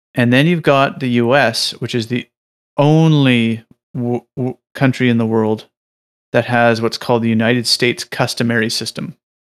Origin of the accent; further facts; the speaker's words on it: Canada; in Canada, since we're, we're like your little neighbor